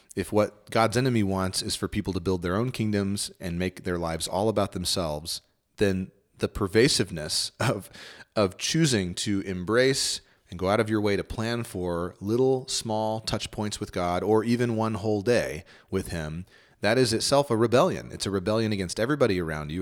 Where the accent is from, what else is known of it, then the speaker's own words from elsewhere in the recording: Northeast Texas, United States; I grew up in Northeast Texas